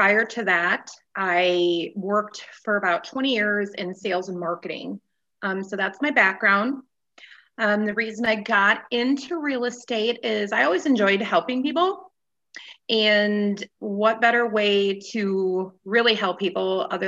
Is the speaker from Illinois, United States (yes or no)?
no; Goodman, Wisconsin, United States; moved away as an adult; also born or lived in Iron Mountain, Michigan / Upper Peninsula, Michigan; now in Green Bay, United States; I was born and raised in Goodman, Wisconsin, physically born in Iron Mountain, Michigan